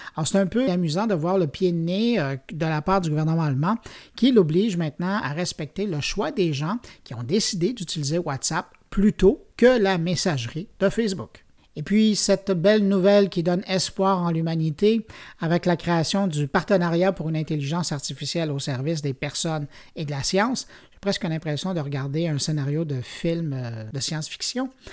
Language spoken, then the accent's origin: French; Montreal, Quebec, Canada; chez nous, à Montréal